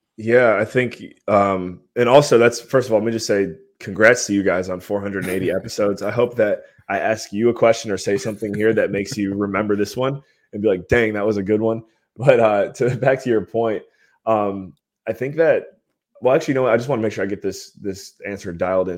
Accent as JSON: {"language": "English", "town": "Cleveland", "region": "Ohio", "country": "United States", "tie": "born or raised there", "also_born_or_lived": "Western Pennsylvania / Belize", "moved": "as an adult", "said": "born and raised in Cleveland, Ohio"}